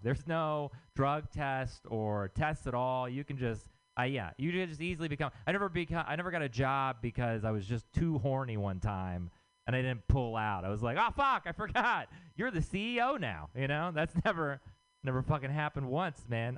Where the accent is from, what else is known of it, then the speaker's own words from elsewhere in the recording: Texas, United States; moved away; I'm from Texas